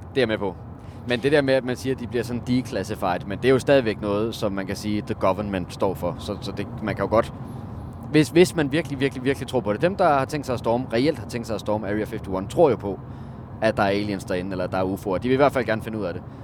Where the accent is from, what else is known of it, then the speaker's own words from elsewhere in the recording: Denmark; jeg er fra Jylland.